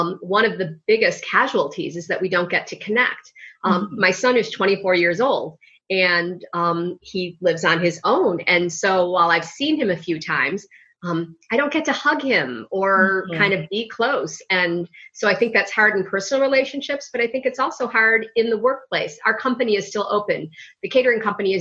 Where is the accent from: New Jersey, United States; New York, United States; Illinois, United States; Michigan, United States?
Illinois, United States; Chicago; I still live in Chicago. I grew up in Chicago, right downtown in the big bad city, in Lincoln Park, DePaul area